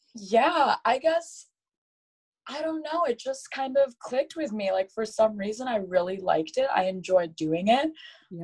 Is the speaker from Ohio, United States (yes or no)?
no; Caledonia, Michigan, United States; I grew up in Michigan. I grew up in a town called Grand Rapids, Michigan, uh, specifically Caledonia